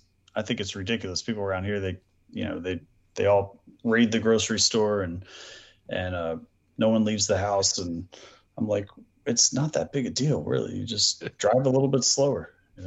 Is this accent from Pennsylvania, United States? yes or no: yes; outside of Philadelphia, Pennsylvania, United States; moved away as an adult; now in Ocean City, Maryland, United States; Cause I grew up outside of Philadelphia